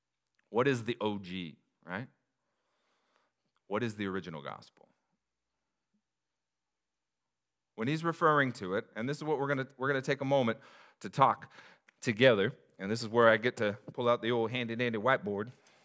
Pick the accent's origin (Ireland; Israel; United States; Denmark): United States; Des Moines, Washington; also born or lived in SeaTac; I grew up in the hood, everybody. Actually, it was like 10 minutes from SeaTac in the Des Moines retirement community.